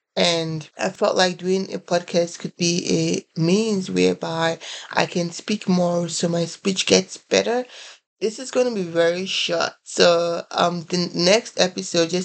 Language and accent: English; Nigeria; moved away as an adult; also born or lived in Columbia, South Carolina, United States; now in United States; I am originally from Nigeria. I came in here to the United States about 6 years ago